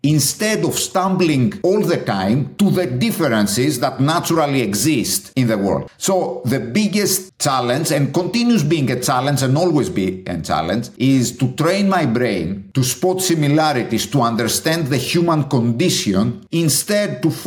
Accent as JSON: {"language": "English", "town": "Athens", "region": "Attica", "country": "Greece", "tie": "born or raised there", "also_born_or_lived": "Chicago, United States", "second_language": "English", "moved": "as an adult", "said": "born and bred in Greece, in Athens."}